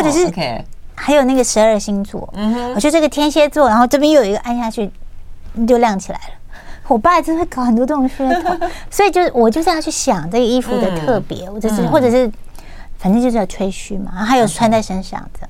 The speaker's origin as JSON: {"language": "Chinese", "region": "Taichung", "country": "Taiwan", "tie": "born or raised there", "said": "因为我在我是功课非常好嘛，然后因为我们乡下地方都是会到丰原去买东西"}